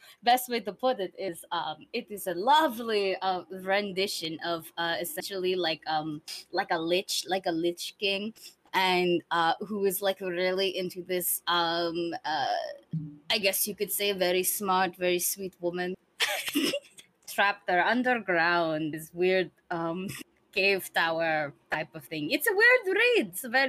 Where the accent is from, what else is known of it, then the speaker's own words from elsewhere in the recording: Seoul, South Korea; I think you can tell I'm from Seoul.